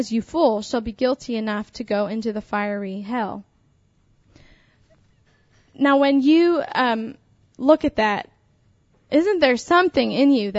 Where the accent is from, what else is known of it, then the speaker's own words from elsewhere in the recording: Pennsylvania, United States; I was raised in Pennsylvania